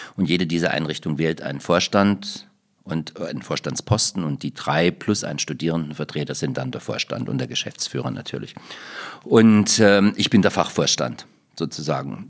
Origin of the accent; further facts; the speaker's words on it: Gräfenthal, Thuringia, Germany; now in Leipzig, Germany; Ich komme aus Thüringen. Ja. Und in meiner thüringischen Heimat